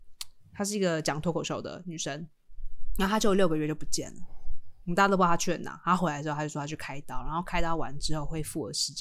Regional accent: Taiwan; 不是说我们台湾人啊，就是如果像我爸爸妈妈，他们也没有办法参与选举

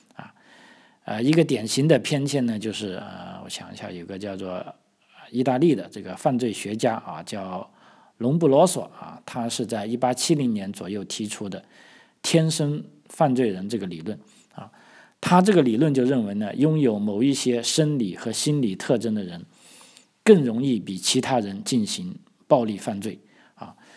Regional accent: Guangdong, China; 我们广东人

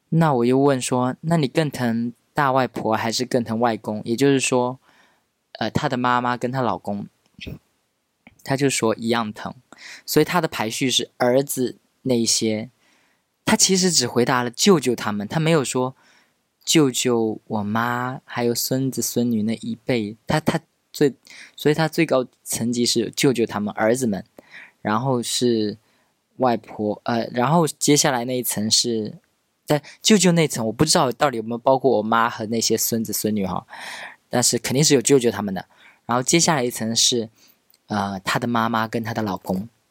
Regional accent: Pingtan, Fujian, China; 我命是那个我们平台的方言

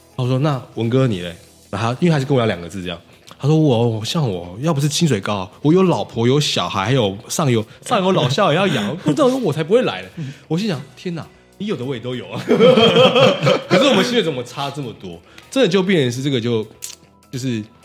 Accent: Taiwan; 我们台湾人一直以来人才输这块一直都很好

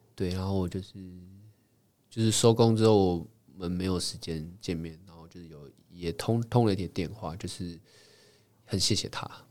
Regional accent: Taiwan; 小时候在， 在乡下长大

